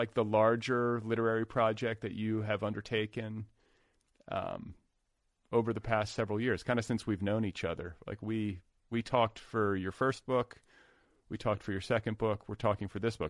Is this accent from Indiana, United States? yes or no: yes; Indiana, United States; now in Los Angeles, United States; I'm from Indiana